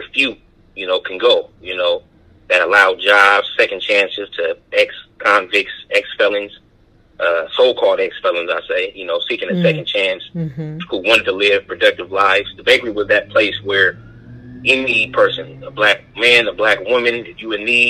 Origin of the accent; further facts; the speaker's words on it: Oakland, California, United States; I was born and raised in Oakland, California